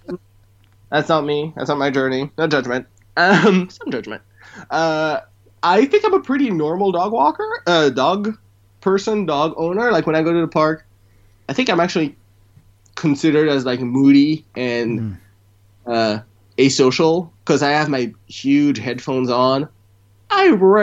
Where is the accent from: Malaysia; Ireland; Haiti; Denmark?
Haiti; Port-au-Prince; moved away; I was born in Haiti, Port-au-Prince, and my parents were, I'll say, rich.